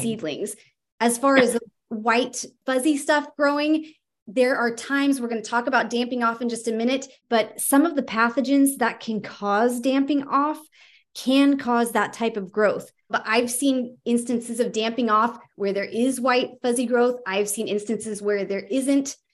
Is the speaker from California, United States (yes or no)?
yes; California, United States; now in Virginia, United States; I'm actually from California